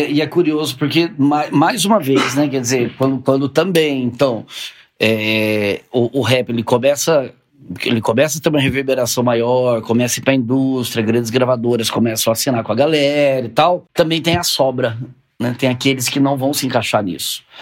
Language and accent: Portuguese; Sorocaba, São Paulo, Brazil; lá da minha terra, lá de Sorocaba